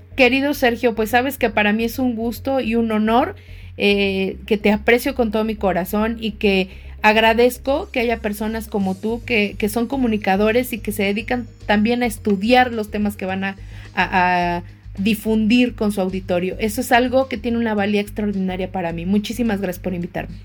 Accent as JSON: {"language": "Spanish", "country": "Mexico", "said": "nosotros como mexicanos somos una, una raza diferente"}